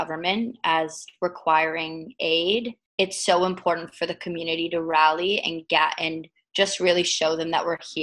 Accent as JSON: {"language": "English", "town": "Toronto", "region": "Ontario", "country": "Canada", "tie": "born or raised there", "also_born_or_lived": "United Kingdom", "said": "I was born there, although I was raised in Toronto."}